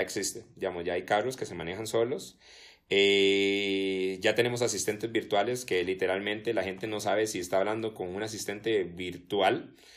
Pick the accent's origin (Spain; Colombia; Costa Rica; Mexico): Costa Rica; nosotros como ticos